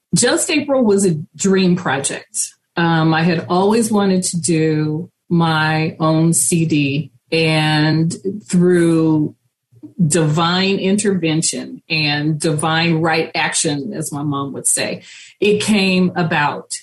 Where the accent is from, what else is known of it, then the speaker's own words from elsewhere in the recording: Richmond, California, United States; when I was growing up in Richmond, it was a smaller community